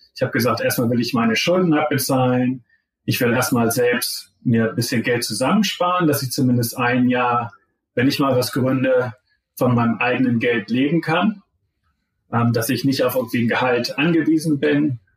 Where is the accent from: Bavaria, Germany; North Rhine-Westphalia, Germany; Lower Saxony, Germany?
Lower Saxony, Germany; Zeven; moved away as an adult; also born or lived in Pennsylvania, United States; now in Stanford, United States; ich bin der Sohn von zwei Gymnasiallehrern in Zefen. Das ist so halbwegs zwischen Bremen und Hamburg. Also da bin ich eigentlich die ganze Zeit aufgewachsen